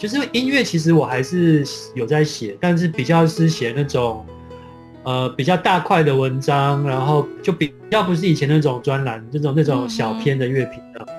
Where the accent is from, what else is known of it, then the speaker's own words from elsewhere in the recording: Tainan, Taiwan; 就是我那时候因为我是台南人嘛，